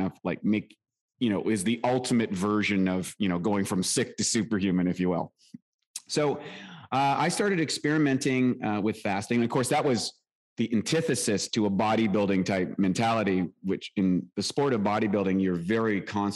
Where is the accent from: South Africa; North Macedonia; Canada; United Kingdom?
Canada; I was born in Canada. You might hear it in my accent, lived a rural life, played hockey